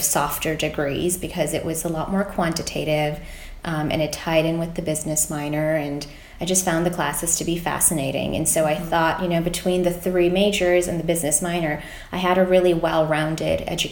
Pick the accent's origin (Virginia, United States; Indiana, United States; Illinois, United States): Indiana, United States; Fort Wayne; I grew up in Fort Wayne, Indiana, and, you know, obviously went to high school there